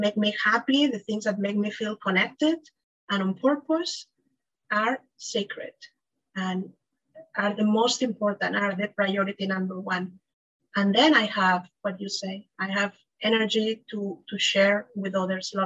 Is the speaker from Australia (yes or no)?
no; Spain; now in Miami, United States; I'm from Spain.